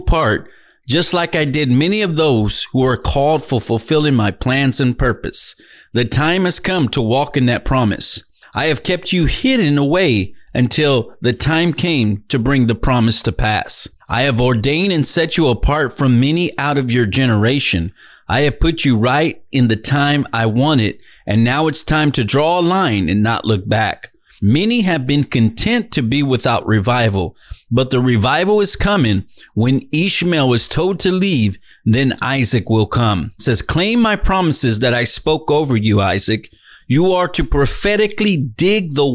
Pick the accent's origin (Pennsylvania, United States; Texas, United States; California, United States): Texas, United States; Dallas; moved away as an adult; now in Edinburg, United States; I was in Dallas, Texas. That was my hometown. That was where I was born and raised.